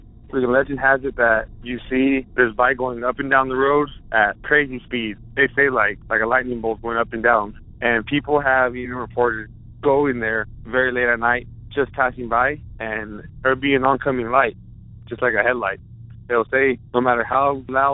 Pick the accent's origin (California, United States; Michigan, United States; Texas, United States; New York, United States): California, United States; Exeter; out of California. I got a hometown legend. In a town called Exeter